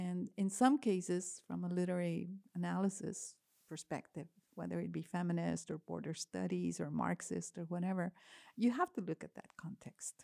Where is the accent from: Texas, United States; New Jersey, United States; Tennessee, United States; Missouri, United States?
Texas, United States; Laredo; moved away as an adult; now in Kansas City, United States; growing up in La Redon specifically